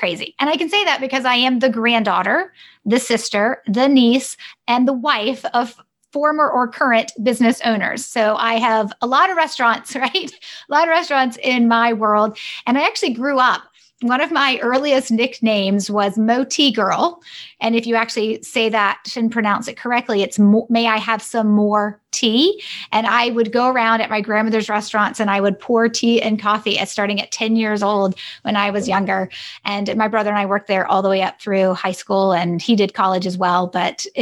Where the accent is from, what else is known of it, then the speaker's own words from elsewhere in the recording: Greenville, South Carolina, United States; also born or lived in Boulder, Colorado; I was born and raised in Greenville, South Carolina, except for the three-year adventure we had when my parents moved my brother and I to Boulder, Colorado.